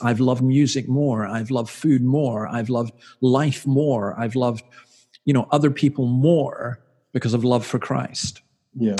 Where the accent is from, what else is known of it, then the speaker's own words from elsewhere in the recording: Scotland, United Kingdom; moved away as an adult; now in Australia; I'm from Scotland